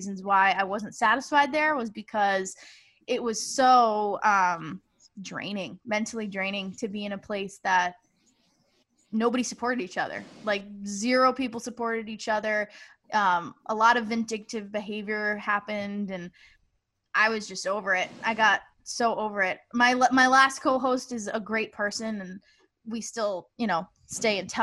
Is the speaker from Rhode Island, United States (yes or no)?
yes; Rhode Island, United States; I'm from Rhode Island